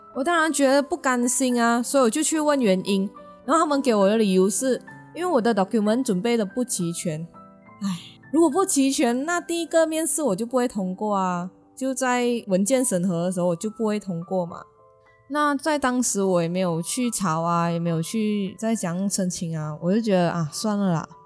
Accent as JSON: {"language": "Chinese", "town": "George Town", "region": "Penang", "country": "Malaysia", "tie": "born or raised there", "said": "我是马来西亚槟城土生土长的槟榔郎。所以我基本上从小到大呢，小学啊、中学、学院、工作都待在槟城，除了旅行，从来没有离开过冰岛哦"}